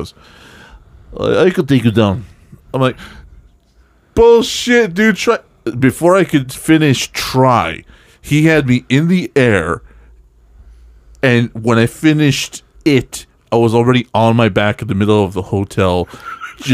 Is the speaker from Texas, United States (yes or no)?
yes; El Paso, Texas, United States; moved away; I grew up in Texas